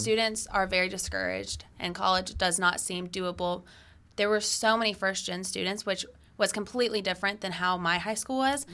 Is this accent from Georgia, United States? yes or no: yes; Acworth, Georgia, United States; I was born and raised in Georgia. I grew up in Ackworth